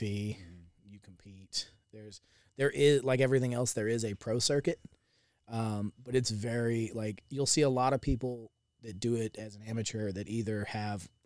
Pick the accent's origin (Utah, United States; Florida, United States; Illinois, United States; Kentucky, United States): Florida, United States; Jacksonville; I'm originally from Jacksonville, Florida